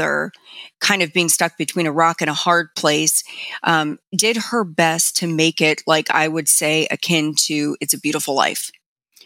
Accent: Miami, Florida, United States; I grew up in Miami

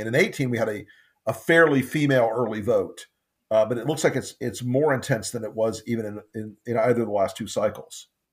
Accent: Florida, United States; Florida's my home state

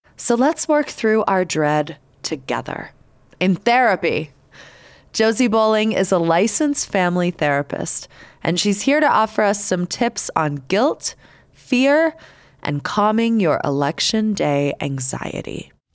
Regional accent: Canada; now in Salt Lake City, United States; I am Canadian.

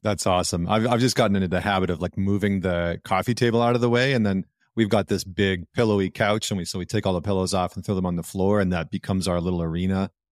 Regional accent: Northern Alberta, Canada; growing up in Northern Alberta.

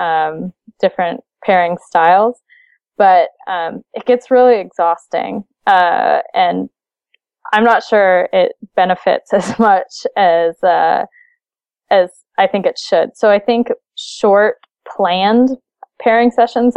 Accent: Seattle, Washington, United States; I'm from Seattle

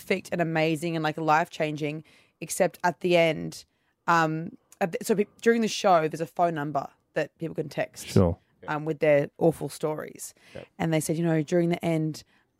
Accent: Brisbane, Queensland, Australia; being from Brisbane, I know everything about it. I'm a Brisbane girl

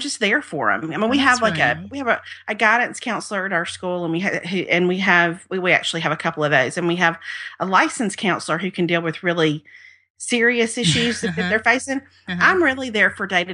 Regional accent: Mississippi, United States; moved away as an adult; also born or lived in Baton Rouge, Louisiana; now in Birmingham, United States; I've lived in the Deep South my whole life. I grew up in Mississippi

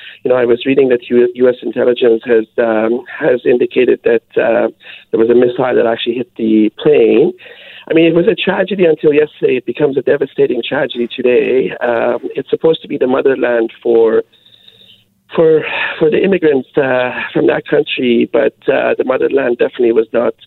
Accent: Canada; born there; I think, it's no longer immigrants I'm Canadian born.

